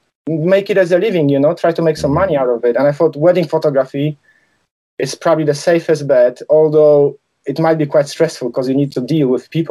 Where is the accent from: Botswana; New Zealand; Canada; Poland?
Poland; English is a second language; moved away as an adult; also born or lived in London, United Kingdom; now in United Kingdom; Obviously, I grew up in Poland. I moved to UK when I was 20 in 2001.